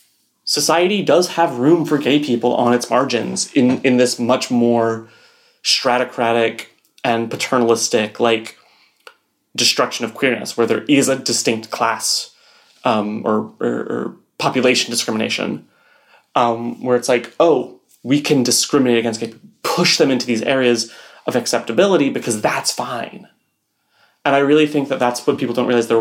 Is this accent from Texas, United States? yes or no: yes; Texas, United States; I grew up in Texas